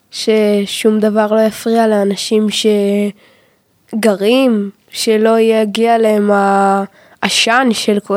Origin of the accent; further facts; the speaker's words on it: Rehovot, Central District, Israel; אני מרחובות, ואני בן אה, תשע כזה, עוד חודשיים בערך עשר